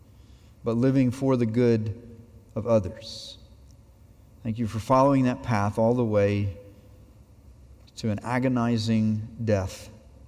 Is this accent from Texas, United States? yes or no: no; Abbeville, South Carolina, United States; my hometown of Abbeville, South Carolina